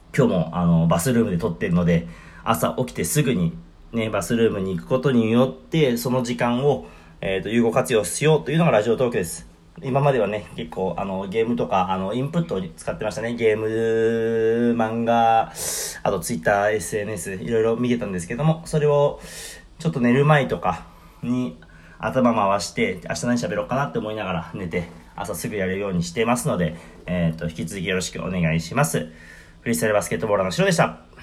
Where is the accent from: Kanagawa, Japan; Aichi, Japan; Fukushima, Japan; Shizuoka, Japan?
Shizuoka, Japan; 僕の地元の静岡でも